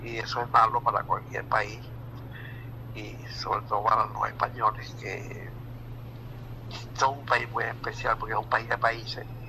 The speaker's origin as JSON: {"language": "Spanish", "country": "Venezuela", "said": "en mi país"}